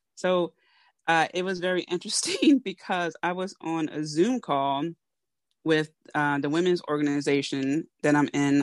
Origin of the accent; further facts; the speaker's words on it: Philadelphia, Pennsylvania, United States; I am a Philadelphian, know, from Philly, born and raised